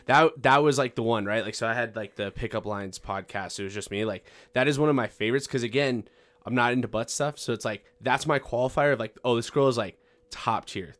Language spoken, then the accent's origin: English; Farmington, New Mexico, United States; I'm seventeen, I am from Farmington, New Mexico